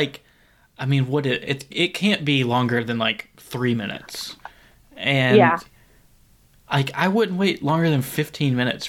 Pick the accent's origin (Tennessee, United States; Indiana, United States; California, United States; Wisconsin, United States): Tennessee, United States; I am from here.